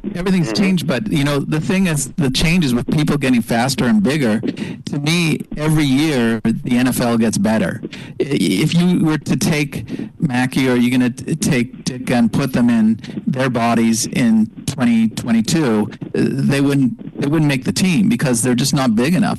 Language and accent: English; Montreal, Quebec, Canada; moved away; also born or lived in Los Angeles; I grew up in Montreal